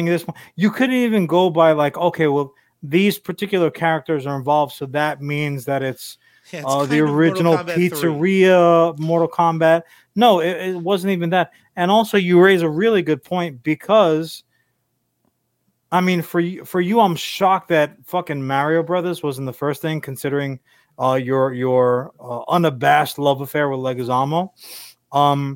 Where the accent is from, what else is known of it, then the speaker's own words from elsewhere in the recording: Long Island, New York, United States; we spent a good chunk of our lives growing up on Long Island, New York